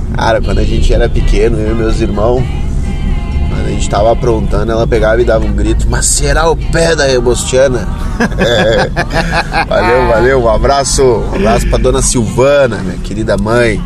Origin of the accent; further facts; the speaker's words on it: Bagé, Rio Grande do Sul, Brazil; eu fui criado em Bagé